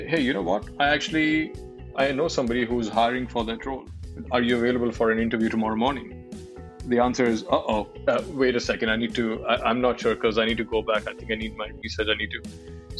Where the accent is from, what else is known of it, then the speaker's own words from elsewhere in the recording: Delhi, India; moved away as an adult; also born or lived in Bangalore / Mumbai / Malaysia; I grew up in Delhi, I started working in Delhi with Dell, and then I've worked in Bangalore and Mumbai and, you know, Malaysia, and then I've been outside India for more than 5 years now